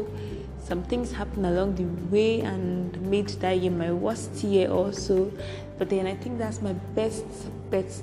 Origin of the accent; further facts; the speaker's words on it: Cross River, Nigeria; I'm from Cross River States. I'm a Nigerian.